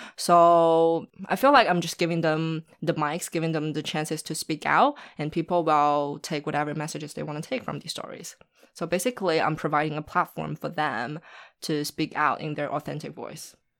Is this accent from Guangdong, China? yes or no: no; Shanghai, China; also born or lived in Los Angeles, United States; I'm born and raised in Shanghai, China